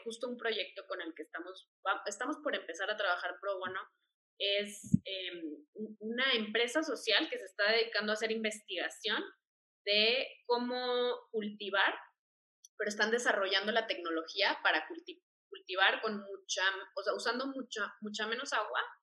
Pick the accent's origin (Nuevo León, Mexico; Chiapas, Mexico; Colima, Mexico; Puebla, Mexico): Nuevo León, Mexico; Monterrey; now in Mexico City, Mexico; yo también soy de Monterrey. Entonces, bueno, pues eh, ahí Regios represent, aunque vivo aquí en Ciudad de México